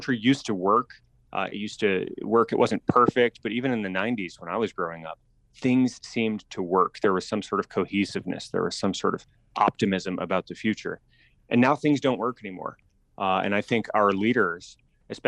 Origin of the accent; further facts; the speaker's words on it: Tucson, Arizona, United States; also born or lived in Colorado / Silicon Valley, California; I grew up in Tucson. We moved here from Colorado when I was a small child. And, I was in Tucson for high school